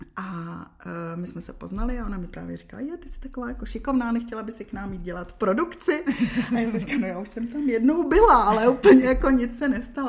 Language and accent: Czech; Czechia; moved away as an adult; also born or lived in Dubai; pak jsem se vrátila zpátky do Čech